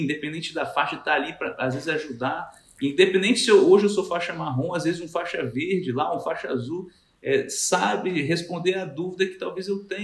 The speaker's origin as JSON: {"language": "Portuguese", "town": "Cachoeiro de Itapemirim", "region": "Espírito Santo", "country": "Brazil", "said": "eu sou de Cachoeira"}